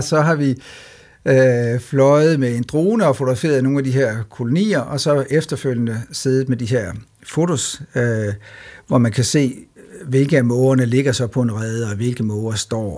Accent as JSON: {"language": "Danish", "country": "Denmark", "said": "som danskere"}